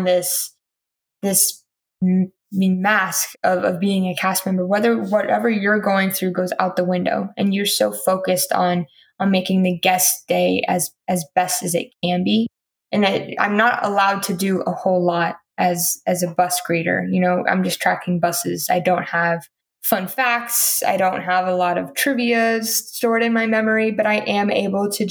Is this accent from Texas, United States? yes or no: yes; Houston, Texas, United States; moved away; people that have literally lived a street down from my house back in Houston